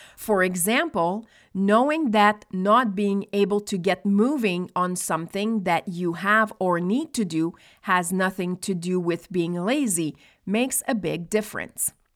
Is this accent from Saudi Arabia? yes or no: no; Nova Scotia, Canada; moved away; also born or lived in Quebec; I was born in Nova Scotia, which is one hour ahead of Quebec